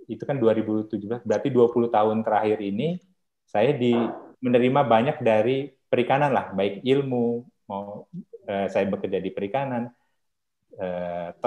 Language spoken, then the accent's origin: Indonesian; Bandar Lampung, Lampung, Indonesia; saya dari Bandar Lampung